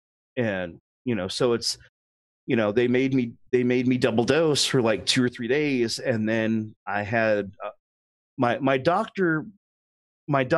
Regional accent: Oakland, California, United States; moved away as an adult; also born or lived in Atlanta; I was born and raised in Oakland, California

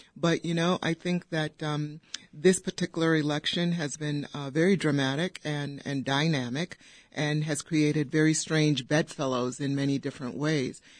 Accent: Downers Grove, Illinois, United States; I grew up in Downers Grove, went to Downers Grove South

